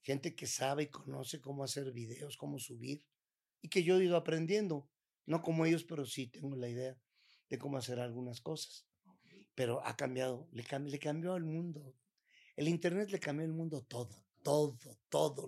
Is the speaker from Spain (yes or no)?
no; Mexico; como mexicano